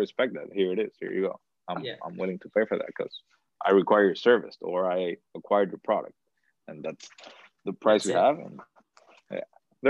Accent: Dominican Republic; Dominicans, we're regateadores

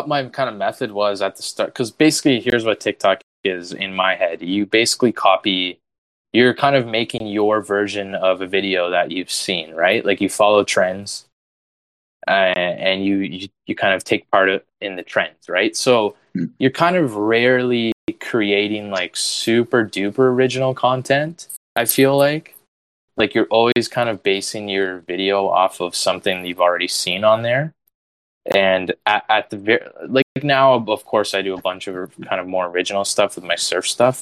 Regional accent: Canada; I'm proudly Canadian

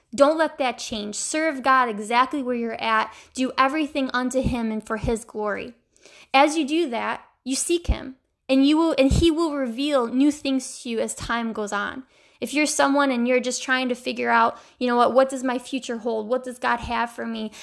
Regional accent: New York, United States; my home state

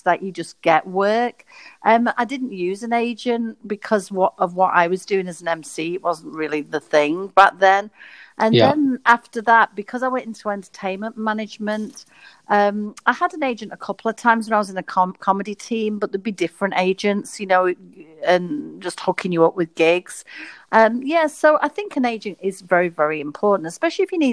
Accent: Blackpool, North West England, United Kingdom; I'm from Blackpool, which can be a small town

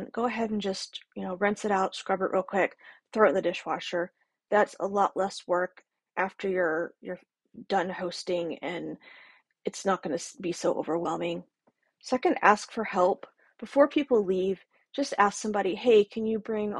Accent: the South, United States; I'm from the South, so we've got that Southern hospitality

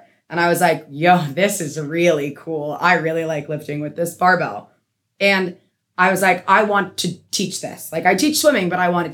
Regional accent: Massachusetts, United States; I grew up in Massachusetts

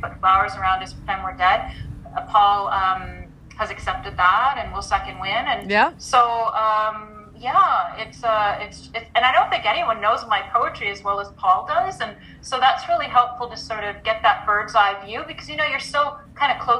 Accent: Canada; moved away as an adult; also born or lived in Northern Ireland / Burlington; as a Canadian, when I came back to Canada

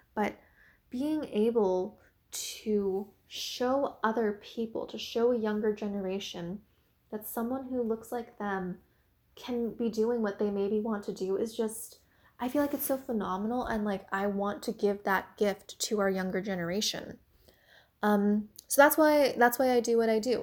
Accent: Washington, District of Columbia, United States; also born or lived in China; I was adopted from China when I was about seven months old. Um, I was about three months old when I entered the orphanage when I was, like, a baby. So, ever since, you know, I was seven months old, um, I was adopted and I've lived my life here in America, specifically the Washington, D C area

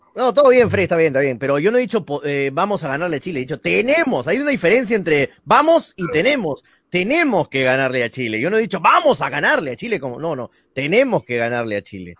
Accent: Peru; somos peruanos

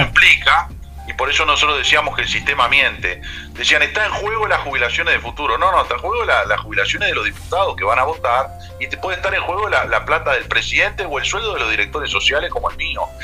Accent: Maldonado, Uruguay; yo soy de Maldonado

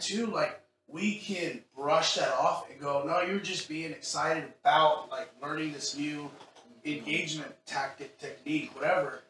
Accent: Texas, United States; now in Seattle, United States; I'm from Texas

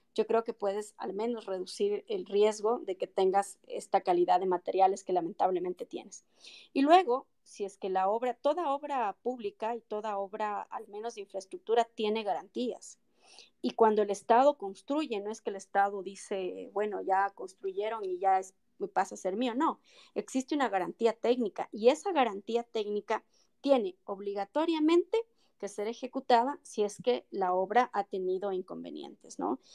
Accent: Quito, Pichincha, Ecuador; also born or lived in Loja (family) / born elsewhere (La Guagrio, unclear); yo no soy quiteña de nacimiento, vine a vivir acá a los seis años de edad, mi familia es de Loja, yo nací en La Guagrio, me crié en el centro histórico prácticamente

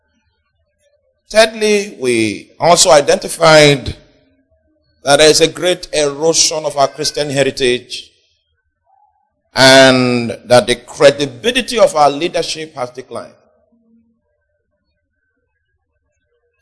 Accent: Nigeria; Even in our deteriorated state, we still, in terms of statistics, we are still the most religious nation

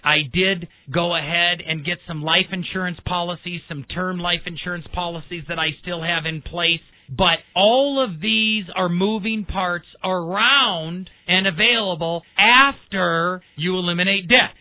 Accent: Milwaukee, Wisconsin, United States; I was born and raised in Milwaukee

